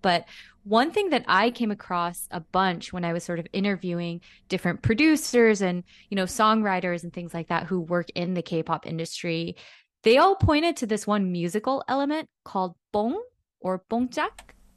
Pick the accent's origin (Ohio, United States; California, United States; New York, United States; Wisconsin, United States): California, United States; Los Angeles; growing up in Koreatown in Los Angeles